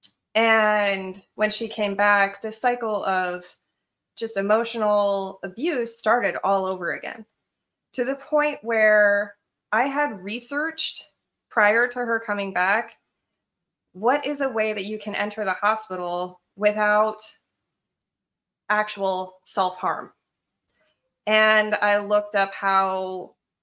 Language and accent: English; Colorado, United States; also born or lived in Idaho; I had actually hitchhiked from Idaho to Colorado at 15 to go back to my hometown